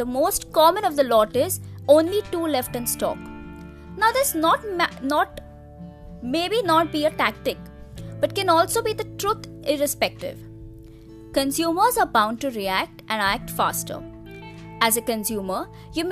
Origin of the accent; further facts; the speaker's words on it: India; As an Indian consumer